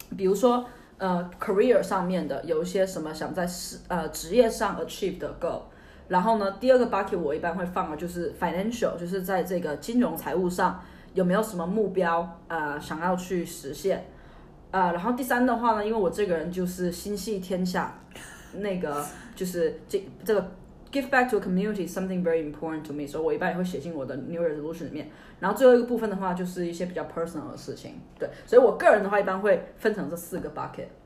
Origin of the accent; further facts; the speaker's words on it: China; 我们中国人